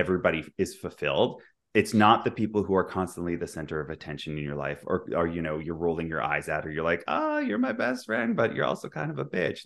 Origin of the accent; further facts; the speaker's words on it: Vancouver, British Columbia, Canada; moved away as an adult; also born or lived in Dubai / London / New York; now in Toronto, Canada; I'm from Vancouver. I grew up there, but I also, I live in Toronto now